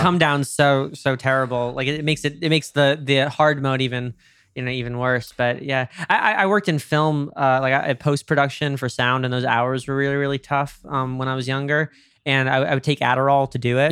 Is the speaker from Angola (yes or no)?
no; New York, United States; I'm from New York